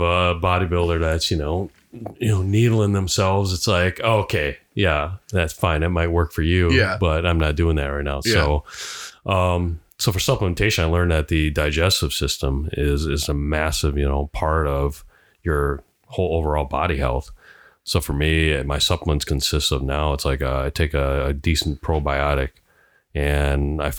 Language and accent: English; Hawaii, United States; Because, you know, I'm Hawaiian.